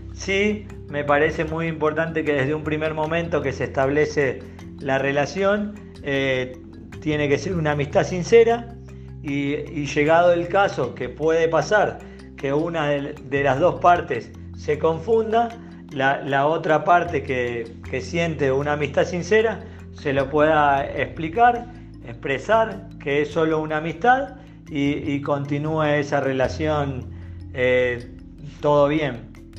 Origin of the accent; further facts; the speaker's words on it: Buenos Aires, Argentina; moved away as an adult; now in Chihuahua, Mexico; de Buenos Aires, Argentina. Actualmente vivo en Chihuahua, México